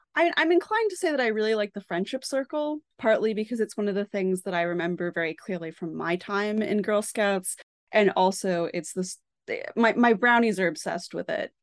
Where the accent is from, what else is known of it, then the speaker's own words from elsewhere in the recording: Boston, Massachusetts, United States; I am from the Boston area